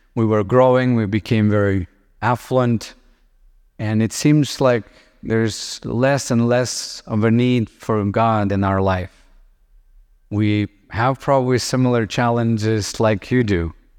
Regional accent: Lithuania; I grew up in Soviet Union and, uh, when I was little, we would have Russian tanks on the streets. Today, I live in Lithuania

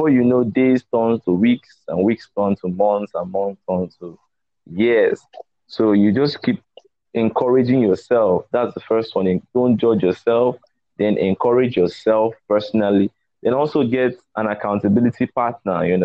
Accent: Warri, Delta, Nigeria; Pardon my pidgin, because I grew up in Warri.

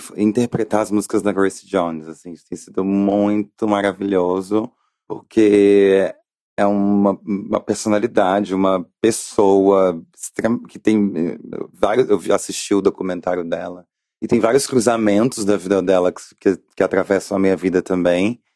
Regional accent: Rio de Janeiro, Brazil; eu sou do Rio de Janeiro

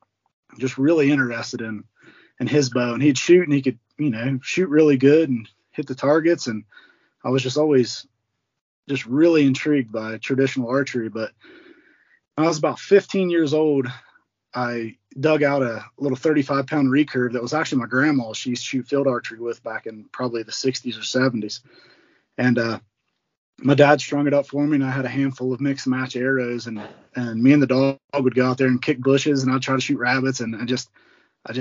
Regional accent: West Virginia, United States; moved away as an adult; also born or lived in Ohio River; now in Montana, United States; I'm originally from West Virginia. I moved out here to Montana in 2016.

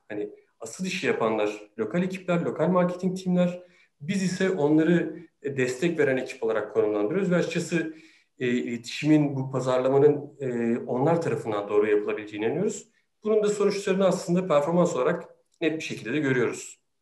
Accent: Sakarya, Turkey; moved away as an adult; now in Istanbul, Turkey; Sakarya'da doğdum. Üniversite hayatıma, e, kadar da hep Sakarya'daydım.

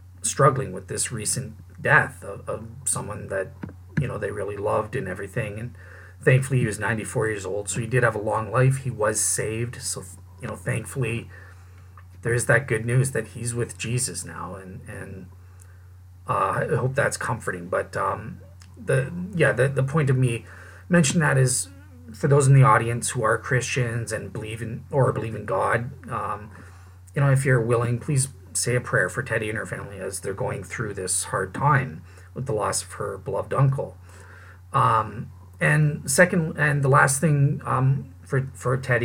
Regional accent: Canada; I'm a Canadian

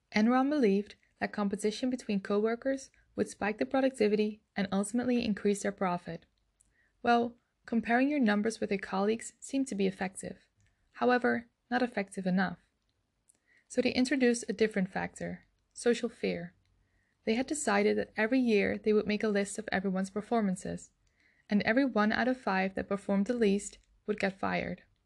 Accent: Netherlands; I'm from the Netherlands

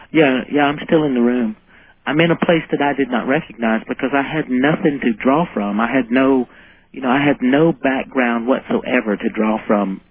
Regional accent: South Carolina, United States; I grew up in South Carolina

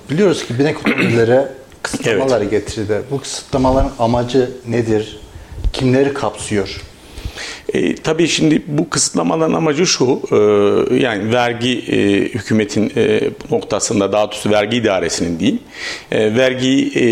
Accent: Avanos, Nevşehir, Turkey; born there; now in Kayseri, Turkey; 1969 ee, Nevşehir Avanos doğumluyum.

